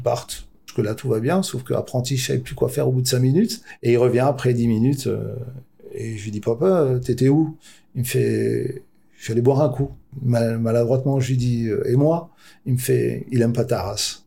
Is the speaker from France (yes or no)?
yes; France; suis originaire de l'Elzo. C'était un quartier où il y avait de la délinquance